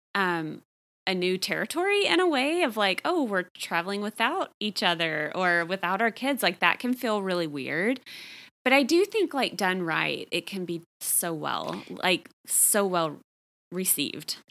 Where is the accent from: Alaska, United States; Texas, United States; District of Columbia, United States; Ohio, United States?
Texas, United States; I grew up in Texas.